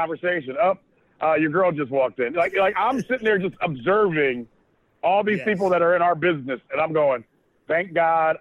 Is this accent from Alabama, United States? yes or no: no; Akron, Ohio, United States; we've all grown up together, right? And we're from Akron